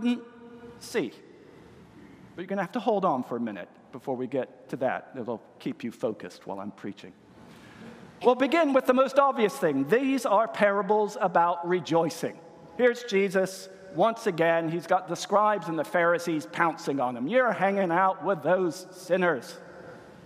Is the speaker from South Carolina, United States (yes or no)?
yes; Greenville, South Carolina, United States; moved away as an adult; now in Wales, United Kingdom; I am originally from the United States, originally from Greenville, South Carolina